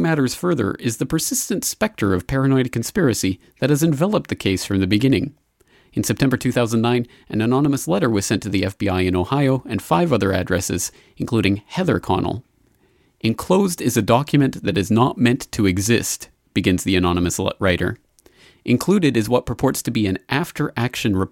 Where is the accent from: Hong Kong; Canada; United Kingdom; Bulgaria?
Canada; now in Japan; as a Canadian citizen living here in Japan